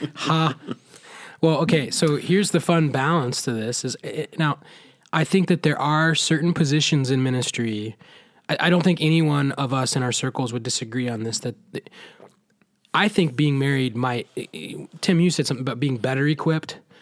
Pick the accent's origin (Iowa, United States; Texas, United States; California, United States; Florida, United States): Iowa, United States; Southeast; I grew up in Southeast Iowa